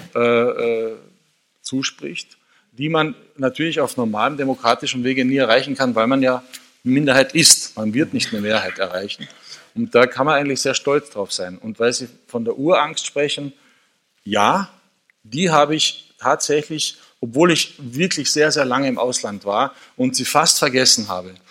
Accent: Carinthia, Austria; gebürtiger Kärntner

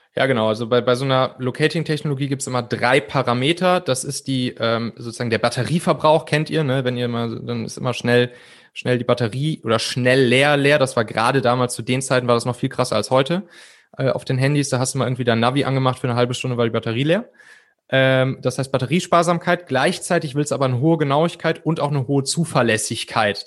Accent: Cologne area, North Rhine-Westphalia, Germany; ich bin im Prinzip im, im Rheinland, so in der Kölner Gegend, auch auf so einem kleinen Dorf aufgewachsen

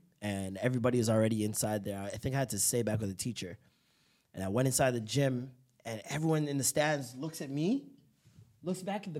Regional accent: Jamaica; because we're both Jamaican, too.

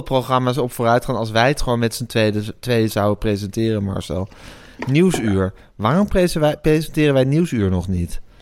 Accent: Amsterdam, North Holland, Netherlands; ik ben opgegroeid in de Amsterdamse Zuid

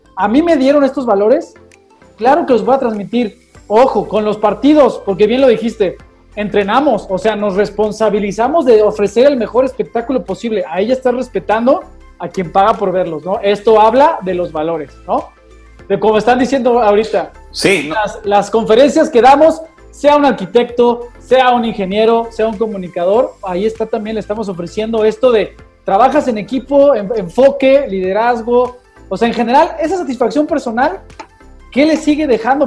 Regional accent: Mexico; de antaño tenemos esa mentalidad, quizá ojalá que ya no, como mexicanos

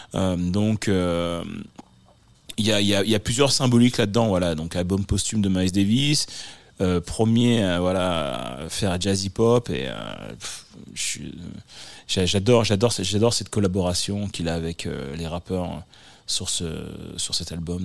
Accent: Le Havre, Normandy, France; also born or lived in Paris / Bordeaux / Martinique; now in Los Angeles, United States; Je suis né, euh, au Havre, en Normandie, euh, donc L H, le Havre

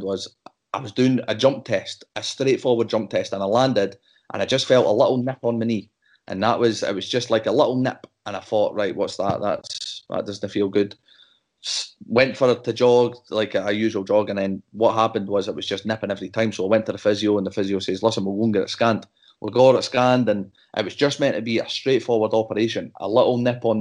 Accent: Dundee, Scotland, United Kingdom; It's my hometown team

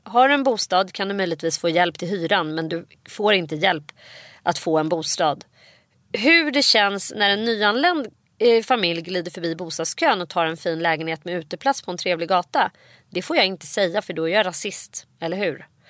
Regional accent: Nacka, Stockholm County, Sweden; när jag växte upp i Orminge centrum

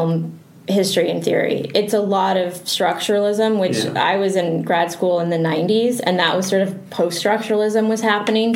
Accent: Canada; moved away as an adult; now in Los Angeles, United States; I just had a very hard time growing up in Canada

